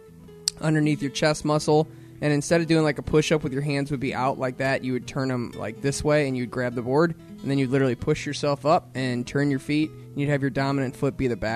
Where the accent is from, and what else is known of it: Missouri, United States